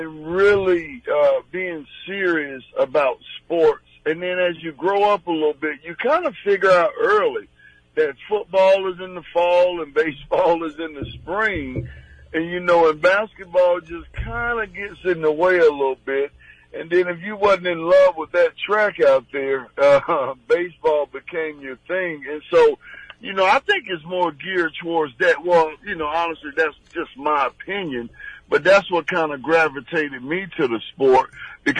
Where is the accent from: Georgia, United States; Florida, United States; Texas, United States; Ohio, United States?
Georgia, United States; also born or lived in Chicago, Illinois; I was born in Chicago, but grew up in Georgia